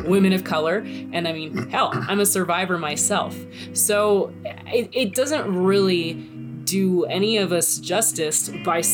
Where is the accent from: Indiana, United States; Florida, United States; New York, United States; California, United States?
Florida, United States; I'm from Florida